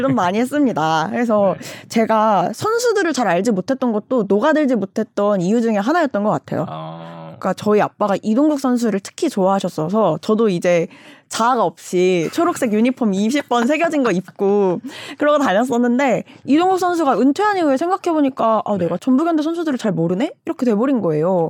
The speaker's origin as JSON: {"language": "Korean", "region": "North Jeolla", "country": "South Korea", "tie": "born or raised there", "said": "제 고향이 전라북도인데"}